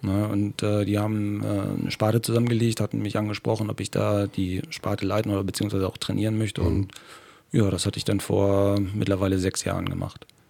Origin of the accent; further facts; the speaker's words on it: Germany; Aus Rehan, ne? Rehaner ja. her natürlich ein äh, Urrenner, äh, hier aufgewachsen, geboren